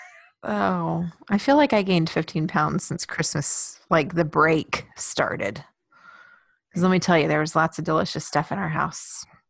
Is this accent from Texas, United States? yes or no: yes; Houston, Texas, United States; I grew up in Houston